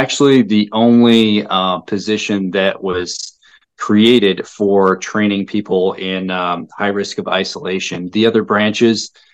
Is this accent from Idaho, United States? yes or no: yes; Kamiah, Idaho, United States; moved away as an adult; also born or lived in Spokane, Washington; as I was growing up in the Pacific Northwest, specifically in a little known town of Kamiai, Idaho